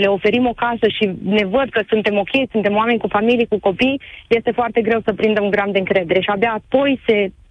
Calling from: Cluj-Napoca, Cluj County, Romania; …, sunt, vă sunt de la Cluj.

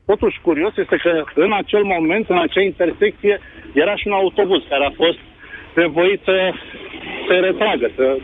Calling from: Brăila, Brăila County, Romania; vă sunt din Brăila.

